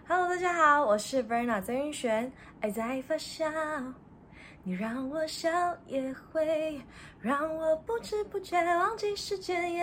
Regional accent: Taiwan; 我们台湾人

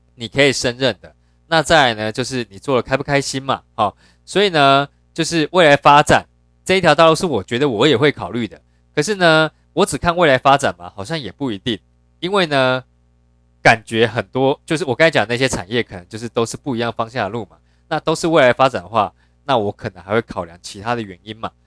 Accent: Yilan County, Taiwan; 我本身是在宜兰长大，哦，就是很乡下，然后很传统

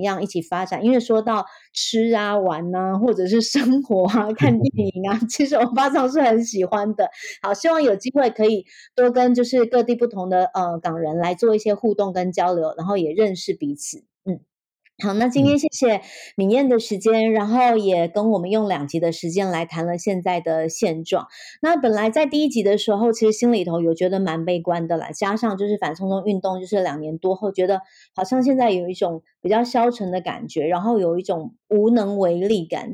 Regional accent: Taiwan; 我会更加地以，身为台湾人为傲

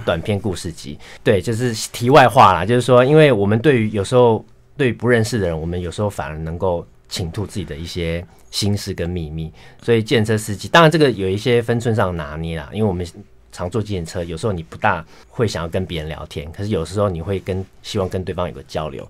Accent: Tainan, Taiwan; 我自己本身也是台南出生，哦。然后， 然后我的太太也是台南人

